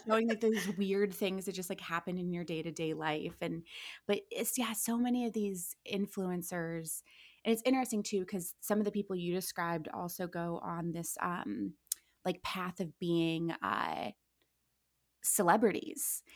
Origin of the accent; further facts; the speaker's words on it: Akron, Ohio, United States; moved away as an adult; also born or lived in Orange County; now in Los Angeles, United States; I'm born and raised in Akron, Ohio